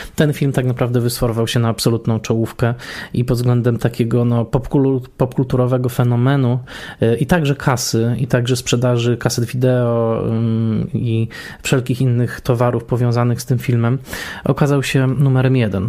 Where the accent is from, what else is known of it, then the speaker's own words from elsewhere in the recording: Tarnowskie Góry, Silesian Voivodeship, Poland; ja dorastałem w Tarnowskich Górach na Górnym Śląsku przy ulicy Piastowskiej